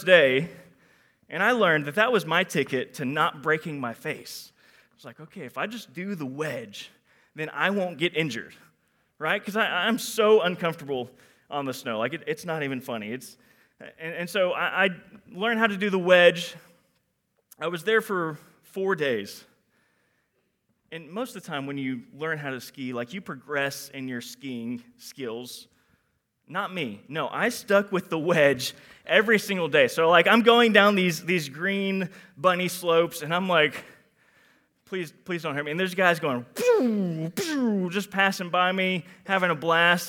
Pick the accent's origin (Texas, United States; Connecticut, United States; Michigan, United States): Texas, United States; Houston; I am from Houston, Texas.